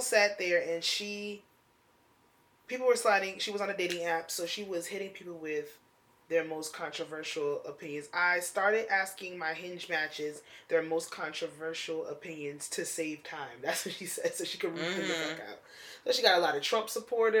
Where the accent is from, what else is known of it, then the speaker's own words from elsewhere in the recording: Essex County, New Jersey, United States; I've been born and raised in Essex County